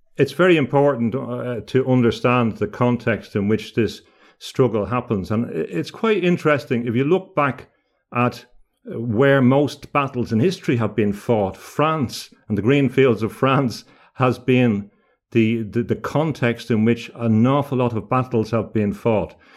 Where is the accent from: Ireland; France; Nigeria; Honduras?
Ireland; now in Gothenburg, Sweden; growing up in Ireland, a lot of the school kids talking about Joan of Arc